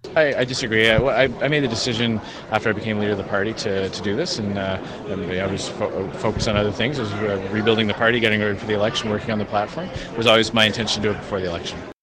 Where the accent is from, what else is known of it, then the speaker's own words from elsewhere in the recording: Canada; also born or lived in Saskatchewan; I grew up my whole life in Canada